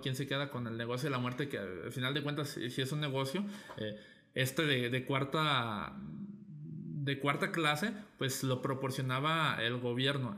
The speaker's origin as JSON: {"language": "Spanish", "town": "Guadalajara", "region": "Jalisco", "country": "Mexico", "said": "Cada día somos más este, tapatíos y jaliscienses"}